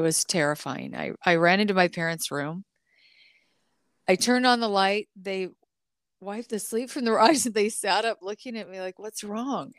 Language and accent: English; the Northwest, Pacific Northwest, United States; also born or lived in California; I grew up in the Northwest.